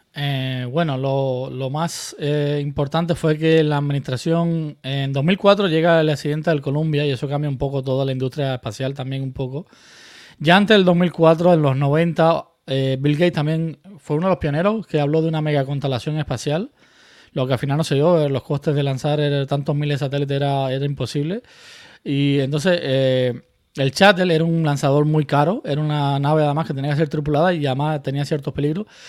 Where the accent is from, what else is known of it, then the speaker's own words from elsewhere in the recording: Murcia, Region of Murcia, Spain; moved away as an adult; also born or lived in Cuba / Canary Islands; now in United States; yo me fui de Cuba muy pequeño, con 10 años, entonces eh, llegué a Canarias, luego a Murcia